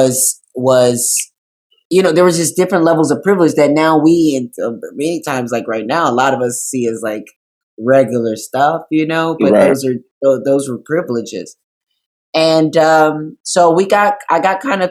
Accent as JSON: {"language": "English", "town": "Racine", "region": "Wisconsin", "country": "United States", "tie": "born or raised there", "also_born_or_lived": "Kenosha, Wisconsin", "said": "I grew up in Racine. I was born in Kenosha"}